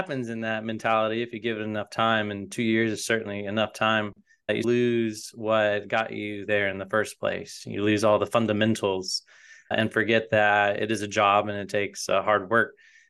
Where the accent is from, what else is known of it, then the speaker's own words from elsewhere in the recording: Raleigh, North Carolina, United States; moved away as an adult; also born or lived in Wilmington; now in Nashville, United States; I'm originally from North Carolina, was born in Wilmington, raised in Raleigh, and I came to Nashville about 10 or 15 years ago now, chasing music.